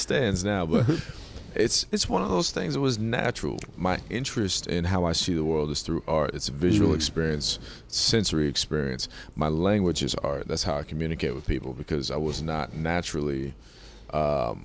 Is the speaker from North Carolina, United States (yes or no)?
yes; North Carolina, United States; I was born in North Carolina